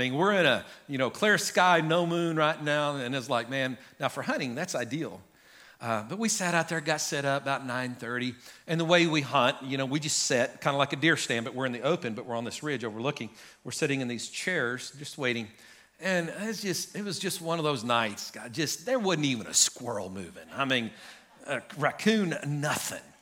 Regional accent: Guymon, Oklahoma, United States; now in Enid, United States; When I grew up in Guyman, I could pretty much go hunt anywhere I wanted.

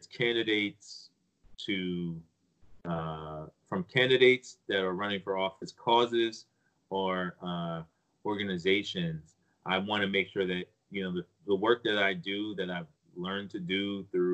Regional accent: United States; also born or lived in Nigeria; I was raised and educated in America

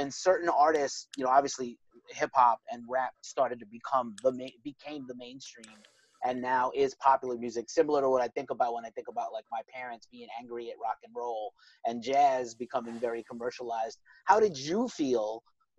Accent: New York City, New York, United States; I'm from the hood. I'm from projects in the Bronx

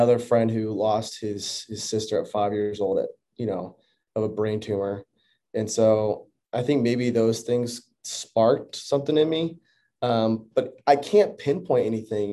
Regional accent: Orlando, Florida, United States; moved away; also born or lived in Texas; we moved from Orlando, Florida to Texas. And, you know, I had been at the same school my entire life.

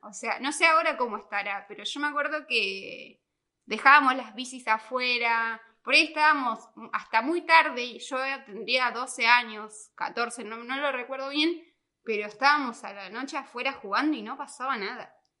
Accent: Azul, Buenos Aires Province, Argentina; also born or lived in Sierra Chica; now in La Plata, Argentina; en Azul. Ah, bueno, es, mi pueblo, o sea, bueno, mi ciudad, o sea, yo nací ahí

